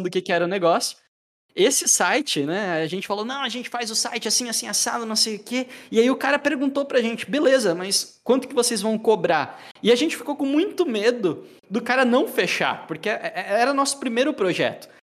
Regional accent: Joinville, Santa Catarina, Brazil; eu sou de Joinville, Santa Catarina

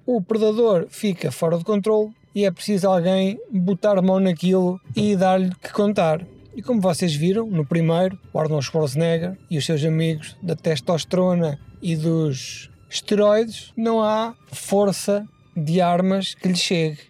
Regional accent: Portugal; somos portugueses, não temos aquecimento

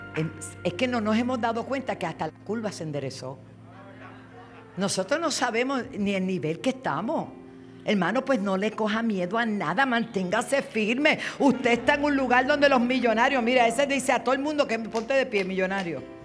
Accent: Puerto Rico; eso decimos acá en Puerto Rico, la linda, la bonita

